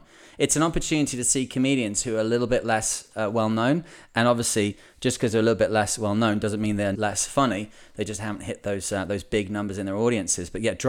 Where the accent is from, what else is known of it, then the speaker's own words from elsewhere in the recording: Washington, United States; I grew up in Washington and my grandpa had a 30 or so foot Bayliner cabin cruiser and an obsession with boating.